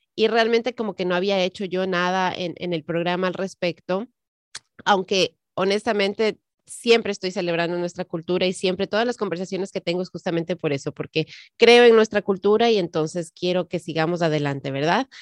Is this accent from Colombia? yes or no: no; Ecuador; now in United States; yo que crecí en el Ecuador